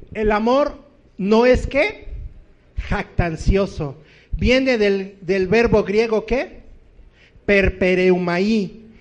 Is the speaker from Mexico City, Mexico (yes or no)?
yes; Distrito Federal, Mexico City, Mexico